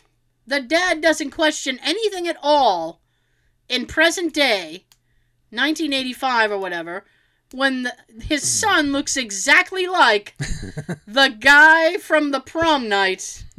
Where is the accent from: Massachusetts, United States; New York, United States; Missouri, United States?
New York, United States; West Point; Upstate. I'm from West Point.